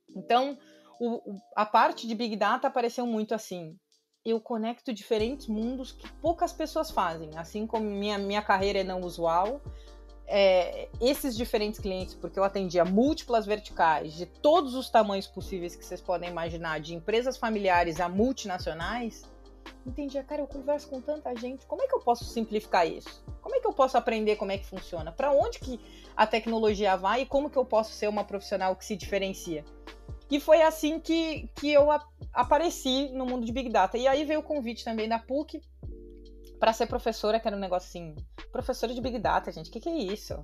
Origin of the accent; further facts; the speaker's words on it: Pelotas, Rio Grande do Sul, Brazil; accent: gaúcho; moved away; eu fui nascida e criada no interior do Rio Grande do Sul, numa cidade de 400 mil habitantes que chama Pelotas